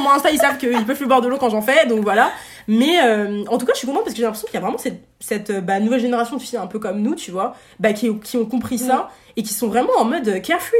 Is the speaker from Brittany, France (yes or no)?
no; Paris region, Île-de-France, France; also born or lived in Marseille / Aix-en-Provence; on est monté en région parisienne euh, dans une petite ville euh, du 77. Et euh, bah, ça, ça c'était du coup de mes 4 ans jusqu'à mes 12 ans